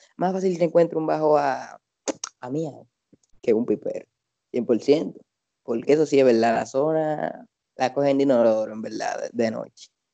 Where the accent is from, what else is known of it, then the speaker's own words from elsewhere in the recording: Santo Domingo, Distrito Nacional, Dominican Republic; como uno vive allá de toda su vida